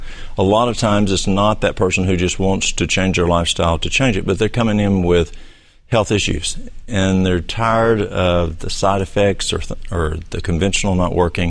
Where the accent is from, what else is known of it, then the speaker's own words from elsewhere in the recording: Dunlap, Tennessee, United States; I'm from Dunlap.